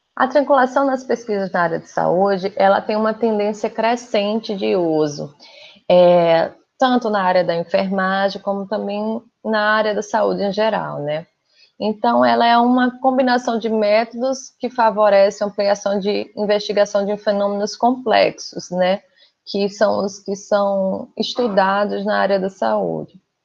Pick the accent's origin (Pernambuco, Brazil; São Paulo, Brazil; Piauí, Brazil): Pernambuco, Brazil; moved away as an adult; also born or lived in Rio Grande do Norte; now in Rio de Janeiro, Brazil; eu não sou daqui do Rio, eu sou pernambucana